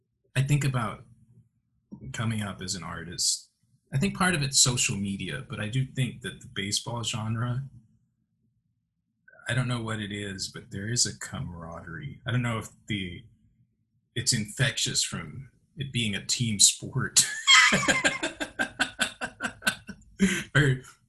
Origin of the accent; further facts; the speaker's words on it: Chicago, Illinois, United States; moved away; I'm from Chicago